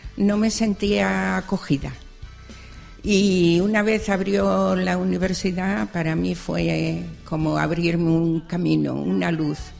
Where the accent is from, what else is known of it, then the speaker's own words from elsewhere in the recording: Barcelona, Catalonia, Spain; also born or lived in Extremadura; prácticamente criada en Barcelona